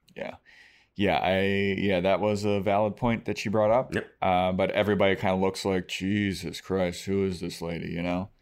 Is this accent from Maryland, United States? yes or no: yes; Baltimore, Maryland, United States; I grew up in Baltimore City